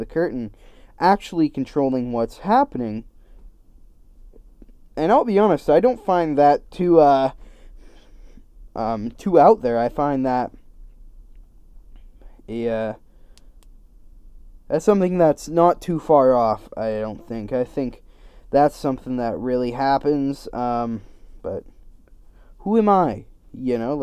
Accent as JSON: {"language": "English", "country": "Canada", "said": "we're both Canadian"}